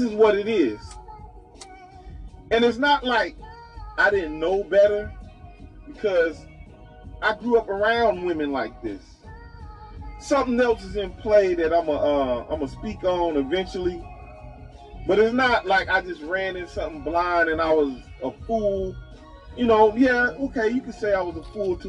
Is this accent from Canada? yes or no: no; Chicago, Illinois, United States; I come from the Robert Taylor Homes